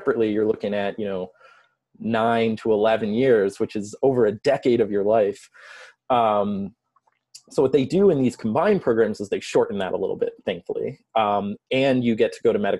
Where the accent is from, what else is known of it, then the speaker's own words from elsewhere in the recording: Long Island, New York, United States; moved away as an adult; also born or lived in Geneseo, New York; now in Chicago, United States; I'm originally from New York. So I grew up on Long Island about 30 miles east of New York City.